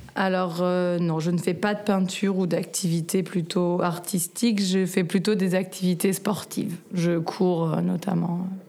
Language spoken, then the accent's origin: French; Paris, Île-de-France, France; moved away as an adult; now in Sausalito, United States; Je suis né à Paris